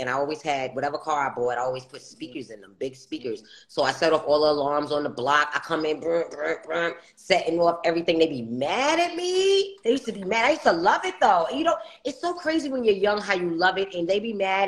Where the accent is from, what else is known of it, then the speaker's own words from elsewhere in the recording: New York City, New York, United States; Queens, New York. Yes, ma'am. And then at, I want to say young adult, not young adult, like teenage age, I left from St. Albans, you know, Farmers Boulevard, and went to Southside.